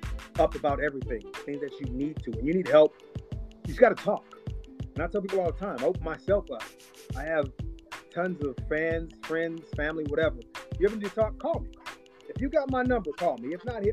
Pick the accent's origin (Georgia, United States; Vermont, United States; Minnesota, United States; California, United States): Georgia, United States; born there; And I was born outside of Atlanta, Georgia, near Conyers, on a dirt road.